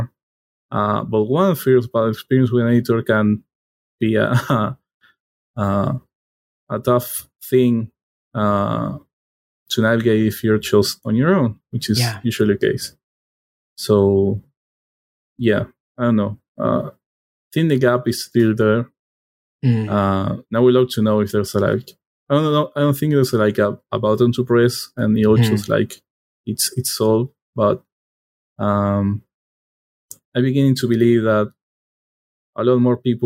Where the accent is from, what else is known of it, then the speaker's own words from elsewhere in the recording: Argentina; first language Spanish; English is a second language; I was born in Argentina. Like my native language is Spanish, not English.